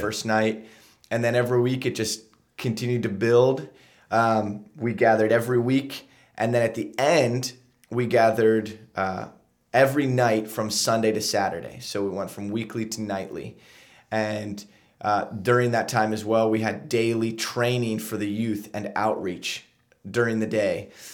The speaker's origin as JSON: {"language": "English", "town": "Lancaster", "region": "Pennsylvania", "country": "United States", "tie": "born or raised there", "also_born_or_lived": "Huntington Beach, California", "said": "I grew up here in Lancaster"}